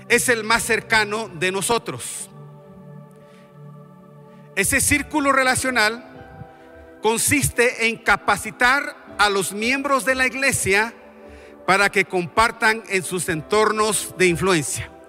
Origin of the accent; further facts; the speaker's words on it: Guatemala; Y voy a mencionar mi propio país porque yo he vivido ahí. Yo soy de Guatemala.